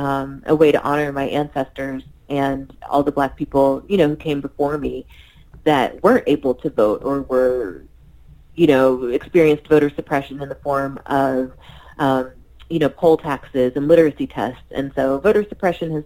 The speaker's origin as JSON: {"language": "English", "region": "Missouri", "country": "United States", "tie": "born or raised there", "said": "I was raised in Missouri"}